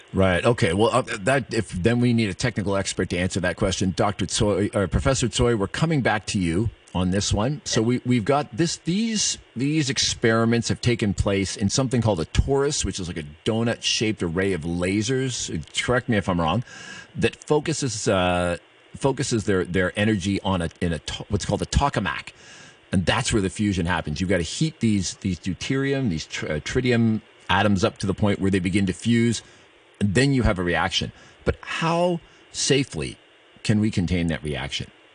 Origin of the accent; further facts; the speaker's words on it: Canada; I'm Canadian